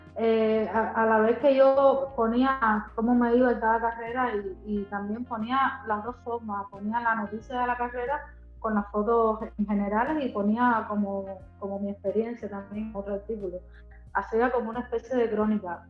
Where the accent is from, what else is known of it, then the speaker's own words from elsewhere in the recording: Havana, Cuba; vivo en La Habana, nací en La Habana.